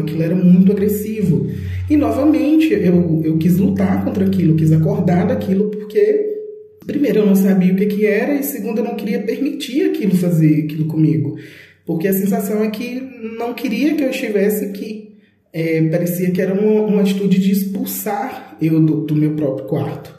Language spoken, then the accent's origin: Portuguese; Belo Horizonte, Minas Gerais, Brazil; eu sou de Belo Horizonte, Minas Gerais